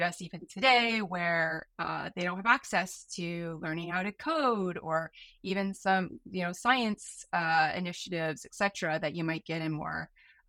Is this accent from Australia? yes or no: no; Vancouver, British Columbia, Canada; accent: American; moved away as an adult; also born or lived in San Francisco, United States / Sunnyvale, United States / Seattle, United States / Los Angeles, United States; I'm originally from Vancouver. I'm like seventh generation Canadian.